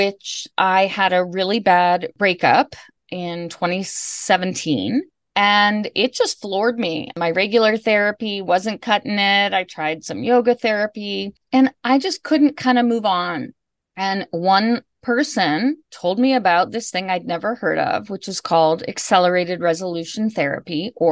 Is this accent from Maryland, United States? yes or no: yes; Bethesda, Maryland, United States; also born or lived in Washington, D.C.; I was born and raised in Bethesda and went to high school in D.C.